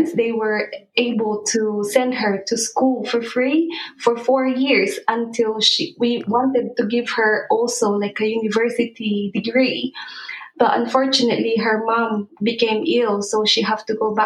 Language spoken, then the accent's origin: English; Philippines; moved away; we grew up in the Philippines where we've witnessed what real poverty is like